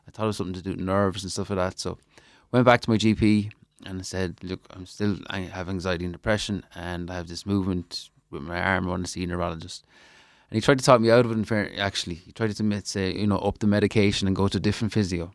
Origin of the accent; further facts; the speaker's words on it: Ireland; my home country